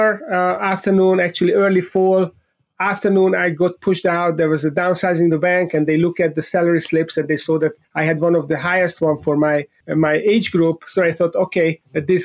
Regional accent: Budapest, Hungary; moved away; I was born in Budapest, Hungary, in Central Eastern Europe

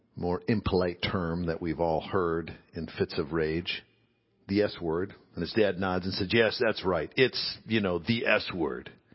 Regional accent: Midwest, United States; growing up in the Midwest

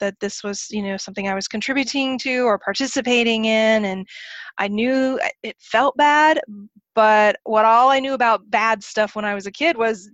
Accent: Oklahoma, United States; I grew up in Oklahoma

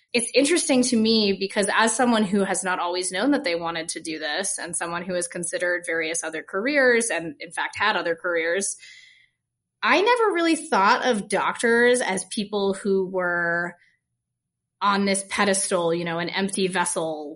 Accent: Vermont, United States; also born or lived in Colorado; now in Utah, United States; I'm from Vermont

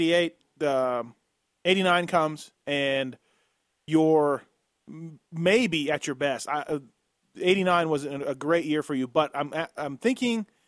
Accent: Canada; me being Canadian

